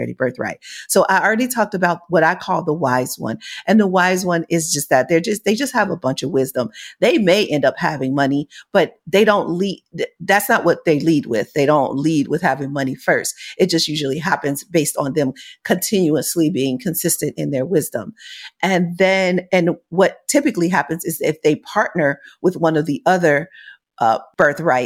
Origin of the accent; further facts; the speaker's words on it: United States; I'm from America